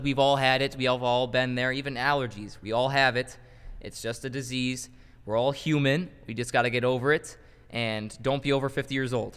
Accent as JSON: {"language": "English", "town": "Chicago", "region": "Illinois", "country": "United States", "said": "we're from Chicago"}